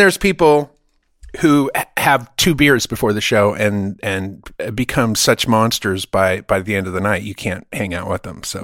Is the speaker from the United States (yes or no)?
no; Germany; moved away; I grew up in Germany